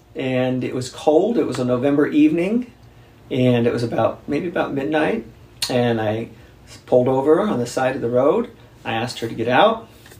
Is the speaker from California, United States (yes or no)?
yes; San Bernardino, California, United States; also born or lived in San Luis Obispo, California / Covina, California / Alhambra, California / Rialto, California; Yeah, so I am the oldest of four kids. We grew up in Southern California in San Bernardino.